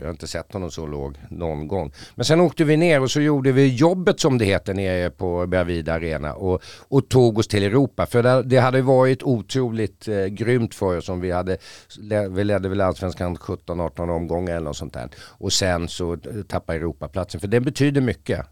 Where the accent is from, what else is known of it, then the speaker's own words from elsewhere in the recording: Stockholm, Stockholm County, Sweden; då föddes jag här